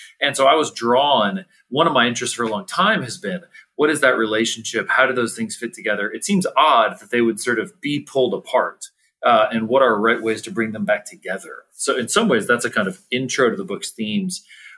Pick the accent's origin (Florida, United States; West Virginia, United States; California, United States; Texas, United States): California, United States; San Francisco Bay Area; I grew up in the San Francisco Bay Area.